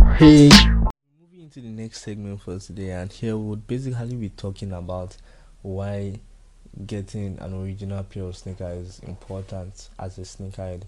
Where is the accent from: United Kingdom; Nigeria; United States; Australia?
Nigeria; As a Nigerian